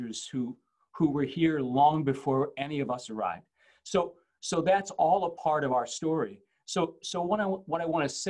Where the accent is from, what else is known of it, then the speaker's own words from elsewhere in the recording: St. Louis, Missouri, United States; moved away as an adult; also born or lived in Ferguson, Missouri / New Zealand; now in Indiana, United States; I was born and raised in St. Louis, Missouri